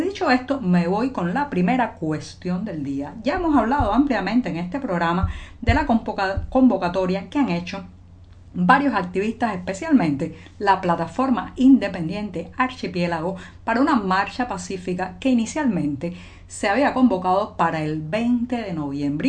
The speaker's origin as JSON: {"language": "Spanish", "country": "Cuba", "said": "cubana, periodista ciudadana"}